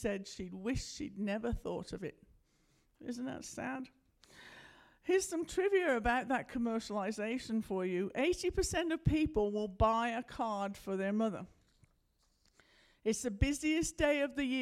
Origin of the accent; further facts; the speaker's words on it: United Kingdom; moved away as an adult; now in United States; I'm from Britain, you may have figured that out by now, that's why I talk funny.